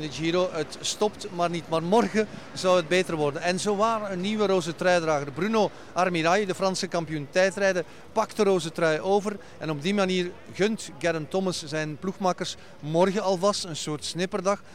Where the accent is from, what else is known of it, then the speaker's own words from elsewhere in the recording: Belgium; voor ons Belgen